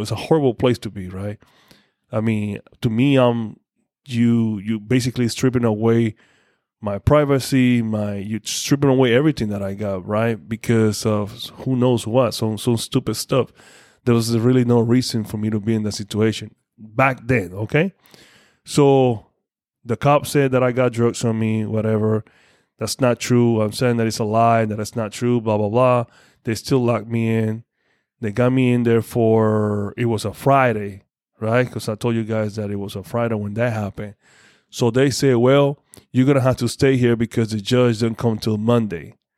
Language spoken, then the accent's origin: English; Panama; moved away; went back home, went to my hometown